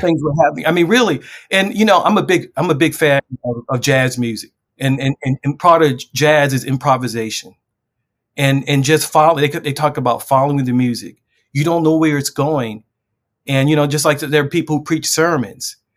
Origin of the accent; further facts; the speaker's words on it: Baltimore, Maryland, United States; I grew up in a, a very infamous neighborhood in West Baltimore